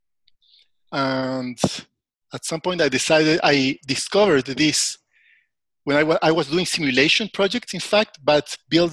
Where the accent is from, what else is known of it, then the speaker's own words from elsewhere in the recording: Chile; also born or lived in United States; I was born in the US, raised by a German family in Chile. So I feel Chilean.